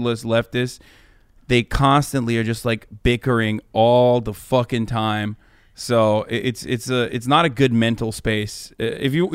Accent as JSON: {"language": "English", "country": "Turkey", "tie": "born or raised there", "moved": "as an adult", "lives_now": "United States", "said": "I grew up in Turkey until I was 18 years old"}